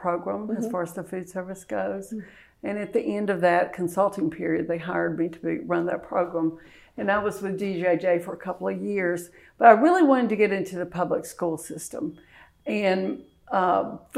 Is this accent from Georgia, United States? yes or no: yes; Monroe, Georgia, United States; also born or lived in Milledgeville, Georgia; I'm from Monroe, Georgia, about an hour and a half away, and I actually commute from there every day